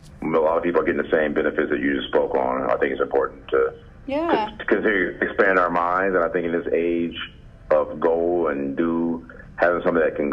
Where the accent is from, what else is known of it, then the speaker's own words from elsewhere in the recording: Jacksonville, Florida, United States; moved away; also born or lived in Colorado / California / Arizona; I grew up in Jacksonville, Florida.